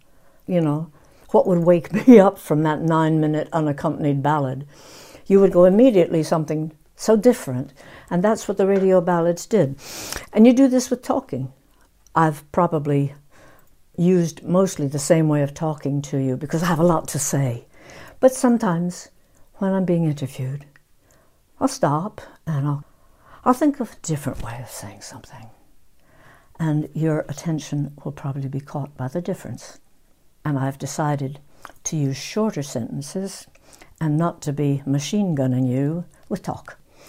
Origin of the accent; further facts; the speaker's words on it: England, United Kingdom; I am British. I feel that I'm English.